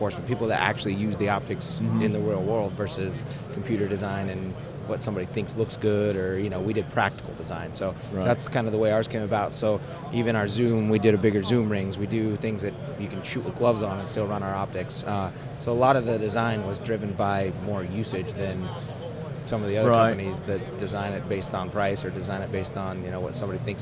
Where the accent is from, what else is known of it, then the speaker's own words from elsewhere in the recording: Montana, United States; moved away as an adult; also born or lived in Washington, D.C.; now in Tucson, United States; I grew up in Montana